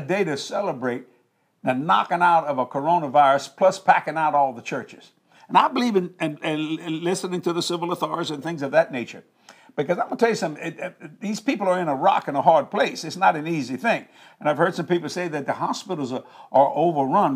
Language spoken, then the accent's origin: English; United States; I was raised up in the United States of America